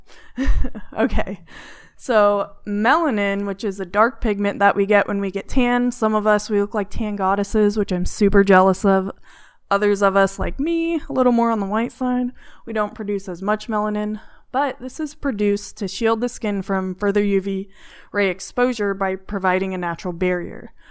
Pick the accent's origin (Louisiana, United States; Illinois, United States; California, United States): California, United States; now in Arizona, United States; I'm from California